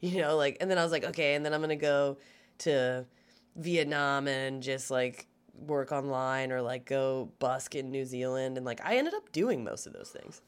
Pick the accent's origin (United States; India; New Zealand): United States; Baltimore, Maryland; moved away; also born or lived in Gaithersburg, Maryland / Las Vegas, Nevada; originally, I'm from Gaithersburg, Maryland, which is a suburb in between D C and Baltimore.